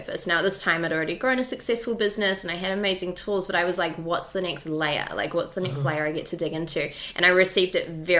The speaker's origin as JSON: {"language": "English", "region": "Auckland", "country": "New Zealand", "tie": "born or raised there", "said": "growing up in Auckland, New Zealand"}